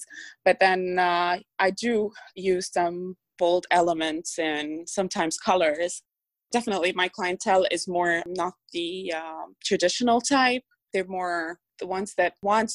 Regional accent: Dubai, United Arab Emirates; English is a second language; now in United States; I was born and raised in Dubai

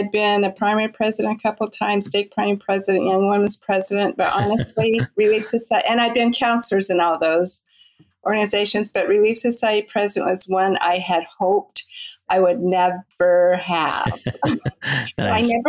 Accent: California, United States; Well, I grew up in Southern California. I grew up in the church.

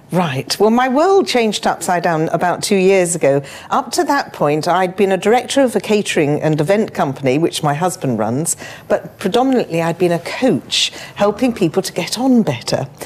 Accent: Chigwell, East of England, United Kingdom; also born or lived in London; I was born in Enfield or Edmonton in London, and I was raised in Chigwell.

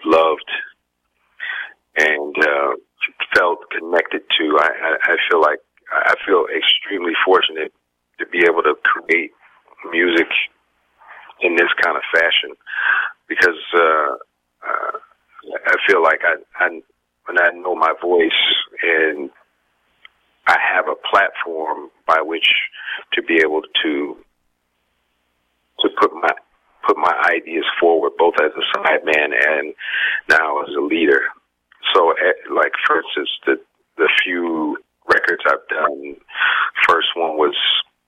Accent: Detroit, Michigan, United States; now in New York, United States; growing up in Detroit

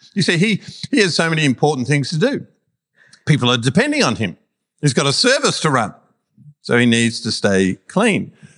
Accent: Melbourne, Victoria, Australia; we're Melburnians from Melbourne

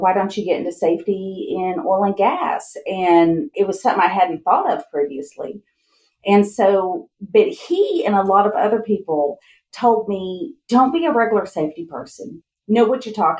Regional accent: Kerrville, Texas, United States; now in Midland, United States; I'm originally from Central Texas, outside of Kerrville, and my family moved here in the late 80s

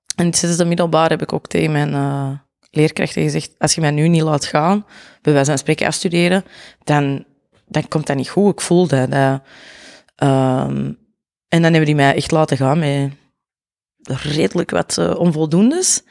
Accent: Mortsel, Flanders, Belgium; accent: Antwerp; also born or lived in Zurenborg, Antwerp; now in Antwerp, Belgium; ik ben origineel, zal ik maar zeggen, van Mortsel Boeghout. Eh, en op mijn 17 ben ik op Zurenborg komen wonen

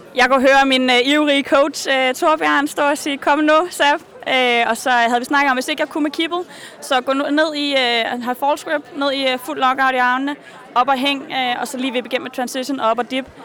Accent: Norway; vi er mange ude fra Norge

